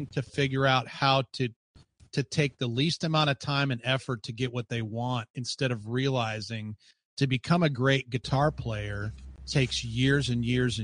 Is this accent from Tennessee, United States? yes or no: no; Chicago, Illinois, United States; I grew up in the Chicago area